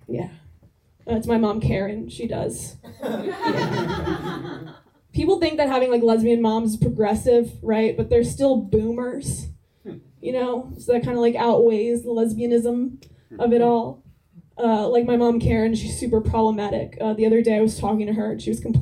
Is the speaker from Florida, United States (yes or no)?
no; New Jersey, United States; I'm from New Jersey